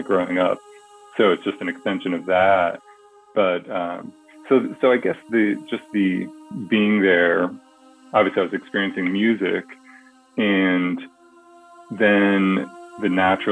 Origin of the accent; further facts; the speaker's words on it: New England, United States; now in California, United States; I grew up in New England, so I had at least seasons